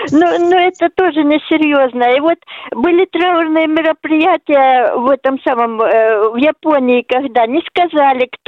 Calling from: Stavropol Krai, Russia; Это я звоню из Ставрополья.

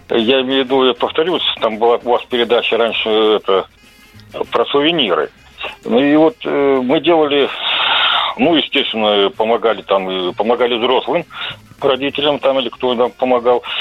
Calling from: Krasnoyarsk, Krasnoyarsk Krai, Russia

